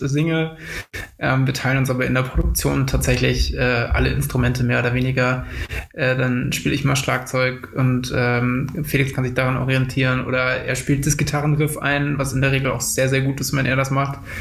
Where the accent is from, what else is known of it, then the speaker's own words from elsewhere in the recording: Potsdam, Brandenburg, Germany; wir kommen aus Potsdam und haben uns dort auch ähm, mehr oder weniger an der Schule kennengelernt.